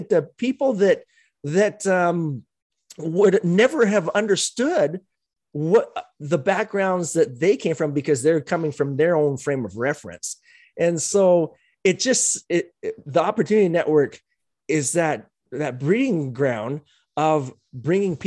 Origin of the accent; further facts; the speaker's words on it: Utah, United States; I grew up in Utah back in the day